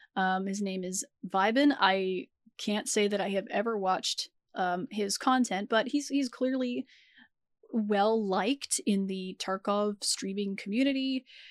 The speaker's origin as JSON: {"language": "English", "country": "United States", "said": "as an American citizen. We have taxes here in the U S"}